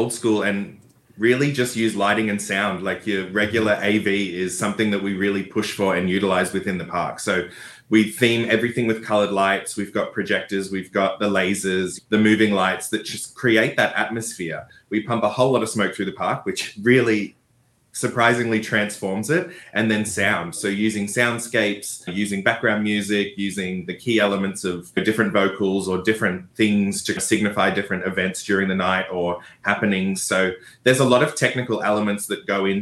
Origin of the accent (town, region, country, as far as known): Australia